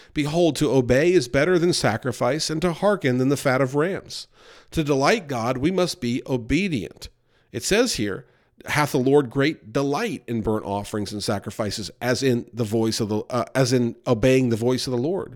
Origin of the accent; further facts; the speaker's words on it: New York, United States; we grew up near New York City